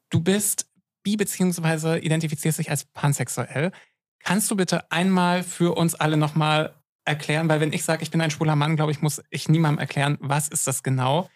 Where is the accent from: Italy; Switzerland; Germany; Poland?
Germany; Görlitz, Saxony; ich bin in Ostsachsen groß geworden